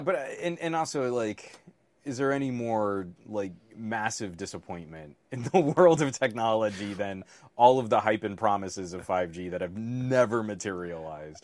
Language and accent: English; California, United States; as a Californian